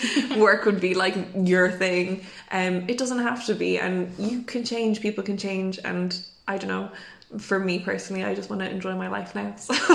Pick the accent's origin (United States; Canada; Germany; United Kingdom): United Kingdom; England; We did ordinary math. Yeah. We are English people.